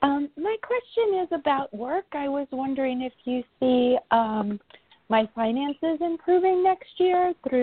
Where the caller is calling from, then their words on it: New York, United States; I'm calling from New York.